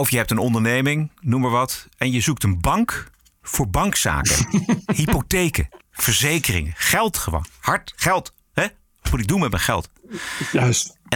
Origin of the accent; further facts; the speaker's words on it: Suriname; Ik ben Surinaams. Ik ben in Suriname geboren. Ik ben 33 jaar eh, jong.